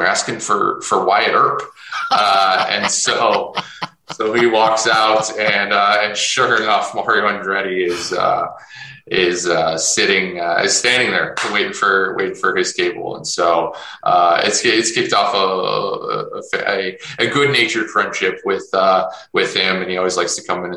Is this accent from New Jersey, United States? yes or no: no; Chicago, Illinois, United States; moved away; I'm originally from Chicago as well.